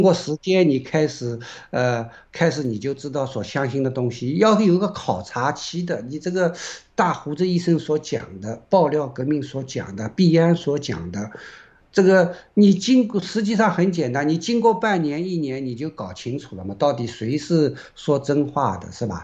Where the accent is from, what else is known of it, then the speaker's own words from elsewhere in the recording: China; 因为首先我们是个中国人，我们是爱中国的